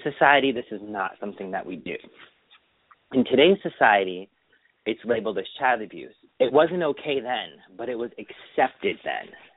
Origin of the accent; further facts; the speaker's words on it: Springfield, Massachusetts, United States; also born or lived in Feeding Hills, Massachusetts; we moved from Springfield to um Feeding Hills, Mass in 1985